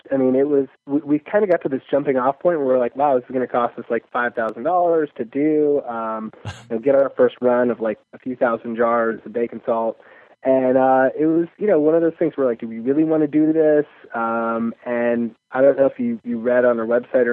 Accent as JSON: {"language": "English", "town": "Chicago", "region": "Illinois", "country": "United States", "said": "I'm from Chicago"}